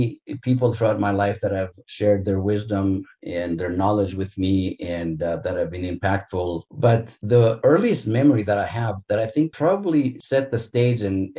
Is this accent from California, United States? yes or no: yes; Santa Monica, California, United States; growing up in Santa Monica in Southern California